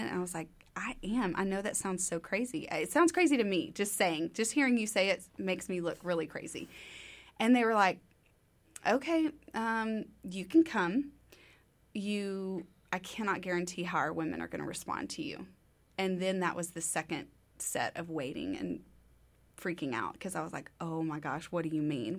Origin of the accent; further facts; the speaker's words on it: Tyler, Texas, United States; moved away as an adult; now in Waco, United States; Originally, I'm from Tyler, Texas, about two and a half hours east on thirty-one